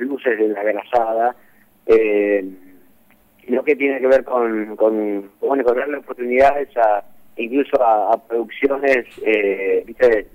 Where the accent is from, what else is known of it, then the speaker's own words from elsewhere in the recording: Santa Fe, Argentina; also born or lived in Lehmann; yo soy santafesino